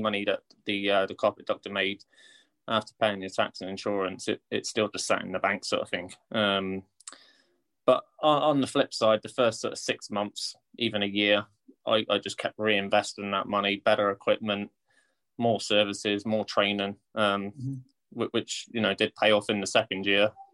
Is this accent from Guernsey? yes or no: yes; Guernsey; moved away; also born or lived in United Kingdom; I'm from Guernsey, but I lived away